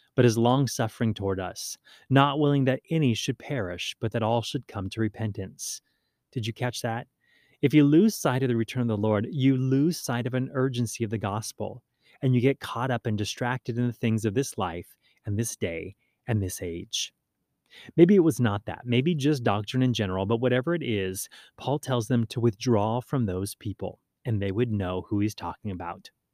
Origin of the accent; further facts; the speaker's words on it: Hawaii, United States; also born or lived in Maui; growing up in Hawaii